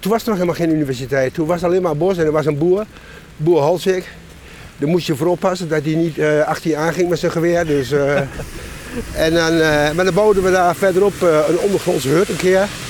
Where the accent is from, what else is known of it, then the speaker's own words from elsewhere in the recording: Enschede, Overijssel, Netherlands; now in Hengelo, Netherlands; Ik ben geboren in, eh, Enschede en ik woon in Hengelo